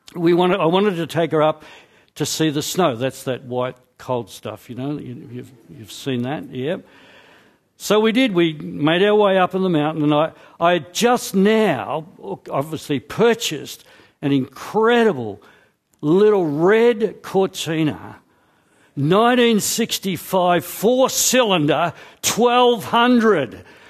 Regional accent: Scotland, United Kingdom; I'm Scottish

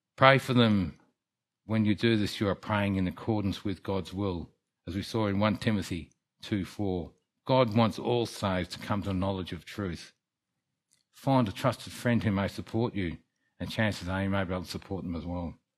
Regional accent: Melbourne, Victoria, Australia; also born or lived in England; now in Kerang, Australia; When I was seven, I came to Melbourne and grew up

